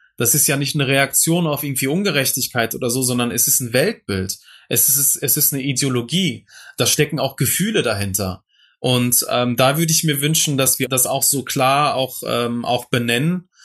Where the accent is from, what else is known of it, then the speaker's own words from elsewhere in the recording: Duisburg, North Rhine-Westphalia, Germany; der Duisburger Norden, wo ich aufgewachsen bin, im Dichterviertel